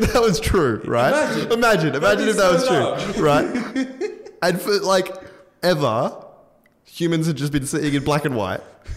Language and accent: English; Australia; as an Australian person